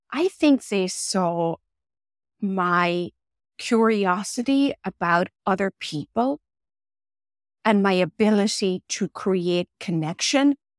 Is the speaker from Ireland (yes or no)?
yes; Ireland; moved away as an adult; also born or lived in Coleraine, Northern Ireland; now in New York, United States; growing up in Ireland in the area, era when I grew up